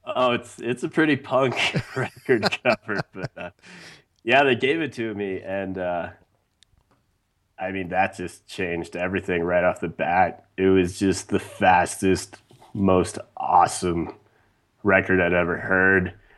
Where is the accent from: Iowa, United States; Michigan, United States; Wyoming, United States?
Wyoming, United States; growing up in Wyoming